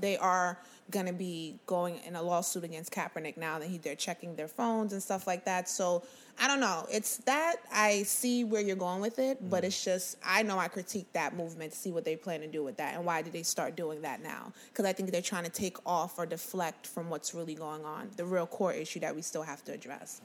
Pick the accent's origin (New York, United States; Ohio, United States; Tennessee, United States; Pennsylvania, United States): New York, United States; New York City; We're very humble beings in the Bronx